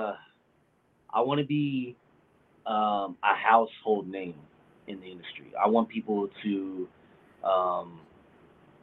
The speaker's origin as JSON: {"language": "English", "town": "Lubbock", "region": "Texas", "country": "United States", "tie": "born or raised there", "said": "I came from Lubbock, Texas, 66, where at the BGs, everybody from Lubbock knows what I'm talking about"}